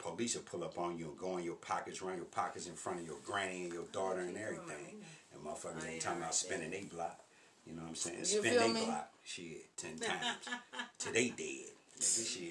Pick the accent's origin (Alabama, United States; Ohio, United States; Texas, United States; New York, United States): Ohio, United States; Forest Park; also born or lived in Lincoln Heights / Avondale; I grew up in Forest Park. And then we ended up moving to Lincoln Heights, and we ever moving to Avondale